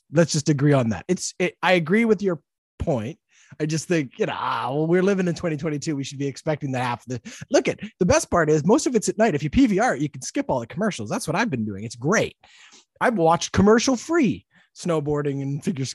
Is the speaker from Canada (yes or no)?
yes; Canada; a Canadian who has all has gone through a bit of a struggle with my own patriotism recently